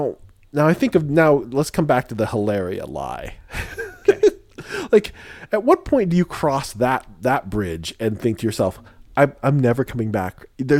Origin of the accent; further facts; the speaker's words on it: Spain; born there; But I was born in Spain. I have an accent that I've affected.